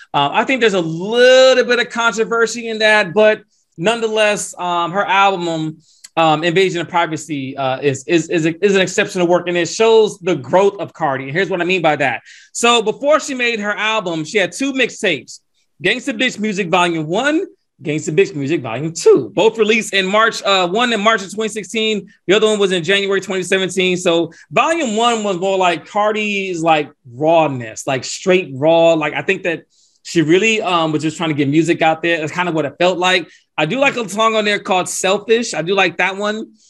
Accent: Atlanta, Georgia, United States; my hometown, Atlanta, Georgia

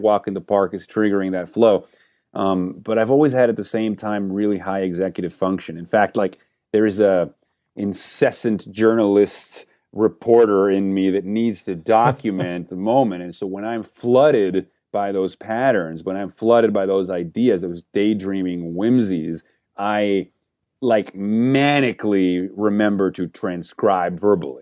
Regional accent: Venezuela; moved away; I grew up in Venezuela

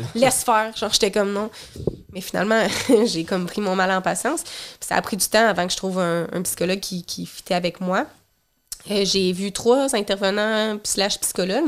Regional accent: Rivière-du-Loup, Quebec, Canada; moved away; la ville d'où je viens, dans le coin de Rivière-du-Loup

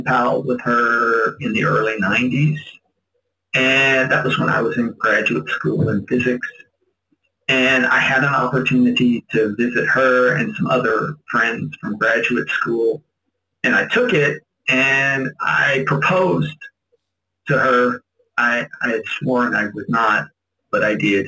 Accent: Indiana area, Kentucky, United States; moved away as an adult; now in Philippines; I grew up in Kentucky, Indiana area

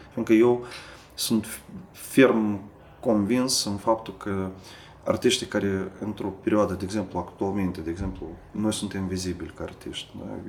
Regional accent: Moldova; moved away as an adult; now in Sibiu, Romania

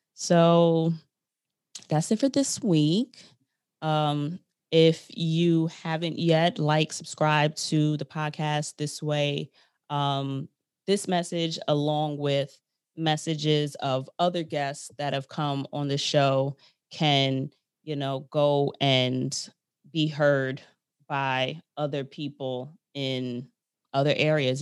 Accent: New York, United States; I'm from New York

